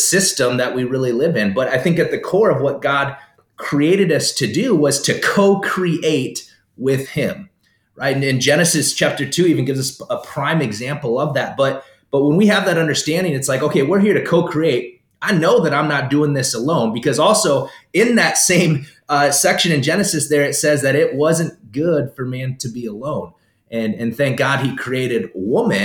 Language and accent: English; South Dakota, United States; also born or lived in Florida; now in Minnesota, United States; Born in South Dakota, born and raised in South Dakota.